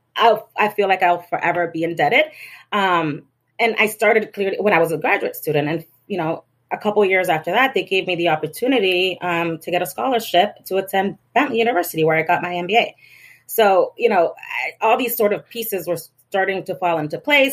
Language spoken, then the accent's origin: English; Lawrence, Massachusetts, United States; growing up in Lawrence